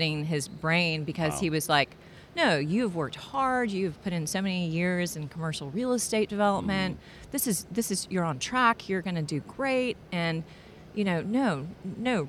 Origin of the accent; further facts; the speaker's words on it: Houston, Texas, United States; also born or lived in Atlanta; I had moved back to my hometown of Houston, Texas